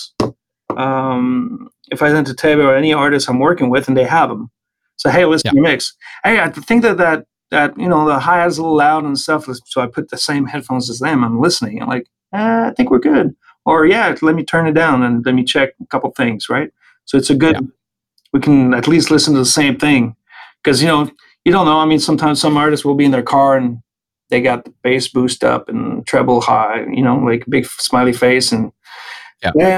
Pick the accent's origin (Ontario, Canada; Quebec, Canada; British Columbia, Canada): Quebec, Canada; Île-Perrot / Valleyfield area, outside Montreal; I grew up in a small town outside of Montreal named Il Perreault, or you know, you'd say it in English anyway, Il Perreault and Valleyfield area.